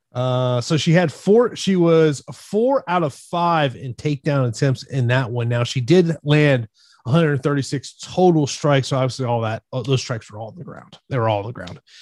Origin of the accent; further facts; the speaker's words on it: Tampa, Florida, United States; here in my hometown of Tampa